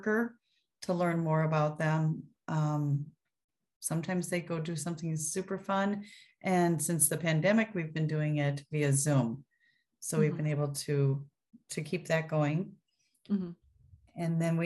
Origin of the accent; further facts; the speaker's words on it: Minnesota, United States; also born or lived in Ohio / Iowa; I am from Minnesota. I've lived here almost my whole life, except for a brief stint in Ohio, and Iowa, actually